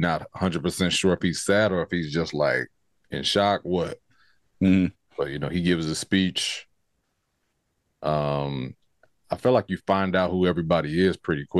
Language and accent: English; California, United States; I think because we're from California.